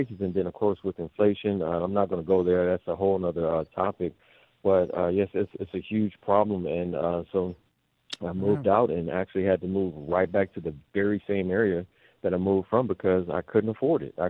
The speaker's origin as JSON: {"language": "English", "town": "Henderson", "region": "Nevada", "country": "United States", "also_born_or_lived": "Los Angeles", "said": "I'm from Henderson."}